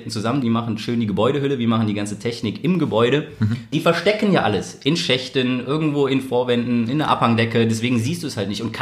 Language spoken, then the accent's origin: German; Cologne, North Rhine-Westphalia, Germany; born there; now in Berlin, Germany; Geboren in Köln, jetzt seit zwei Jahren in Berlin